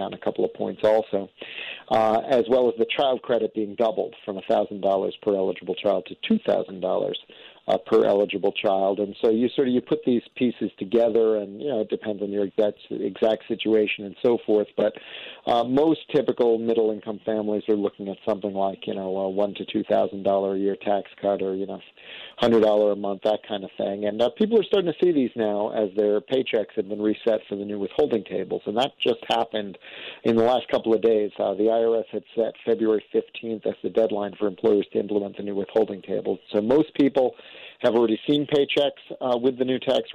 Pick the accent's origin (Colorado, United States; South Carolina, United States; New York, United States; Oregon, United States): New York, United States; now in Washington, D.C., United States; I grew up in New York